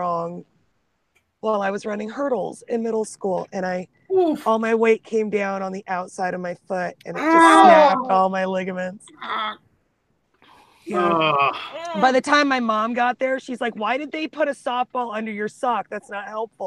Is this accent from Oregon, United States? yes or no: yes; Oregon, United States; moved away; I grew up in Oregon